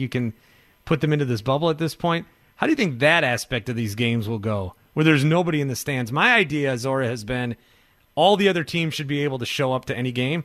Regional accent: Wisconsin, United States; now in Milwaukee, United States; I grew up in Wisconsin. I've lived now in Milwaukee for 7 years

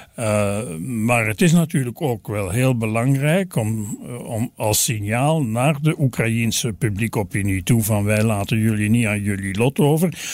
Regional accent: Belgium; wij als Belgen

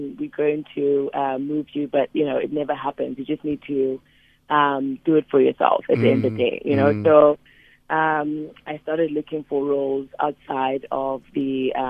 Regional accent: Cape Town, Western Cape, South Africa; now in New York, United States; My background, I grew up in Khayelitsha Township in Cape Town, which obviously most people know.

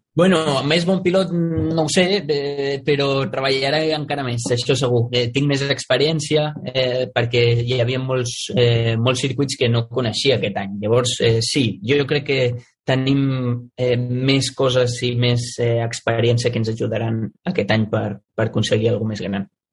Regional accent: Sant Antoni de Vilamajor, Catalonia, Spain; és el meu poble, és on m'he criat, on he crescut, és un poble molt petit

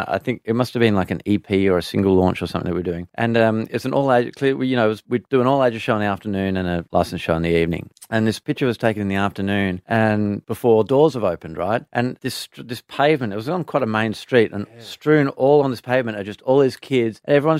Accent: Perth, Western Australia, Australia

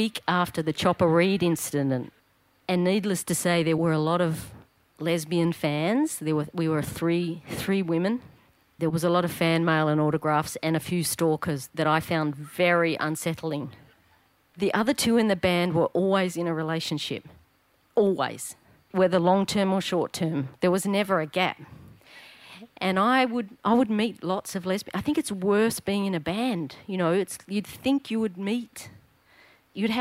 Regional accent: Victoria, Australia; I was just a little tacker growing up in Paran

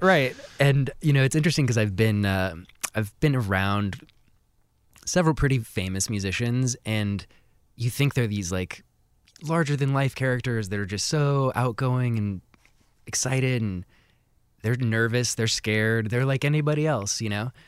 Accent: Seattle, Washington, United States; kind of in the Montlake

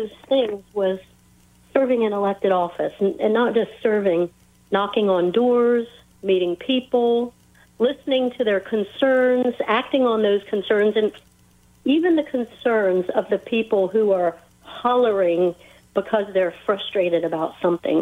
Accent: Frederick, Maryland, United States; I grew up here in Frederick

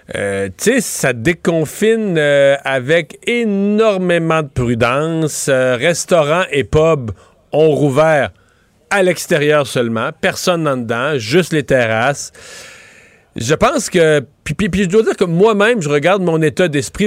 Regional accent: Bas-Saint-Laurent, Quebec, Canada; dans ma région, chez nous, au Bas-Saint-Laurent

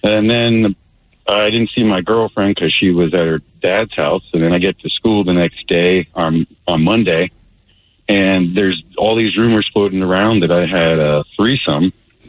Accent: Granite Falls, United States; I'm from Granite Falls, and there ain't no meth heads out here.

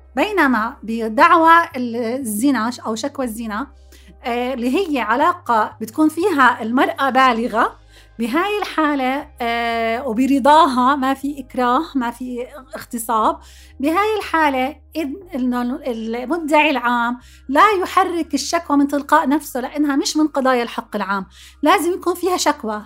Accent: Jordan; عندنا بالأردن

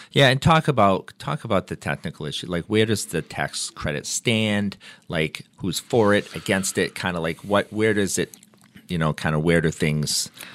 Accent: Gardner, Massachusetts, United States; I grew up in Gardner, and there's a diner there called the Blue Moon Diner

